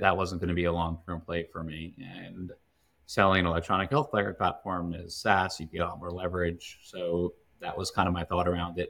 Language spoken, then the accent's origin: English; Long Island, New York, United States; now in Westchester, United States; I grew up on Long Island